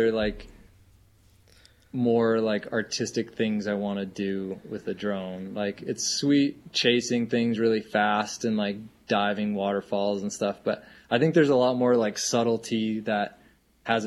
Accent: Rapid City, South Dakota, United States; moved away as an adult; now in Montana, United States; I grew up in South Dakota. I live in Montana.

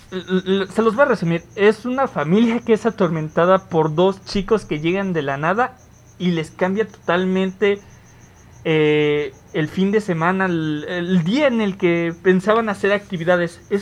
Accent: Mexico; nosotros como mexicanos y como comunidad también latina

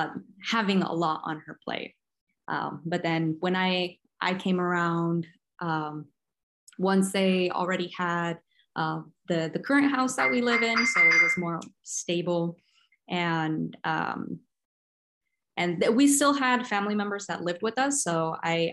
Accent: a small town in Northern California, United States; moved away as an adult; now in Stockton, United States; I'm originally from a small town in Northern California, in the middle of nowhere. So I pretty much grew up with just, I guess, nothing around.

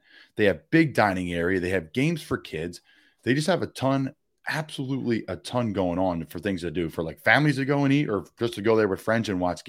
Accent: Doylestown, Pennsylvania, United States; raised in my hometown of Doylestown, Pennsylvania

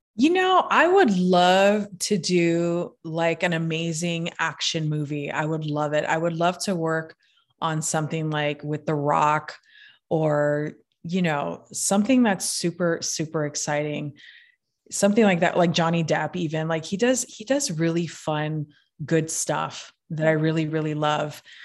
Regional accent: Hawaii, United States; I'm from Hawaii

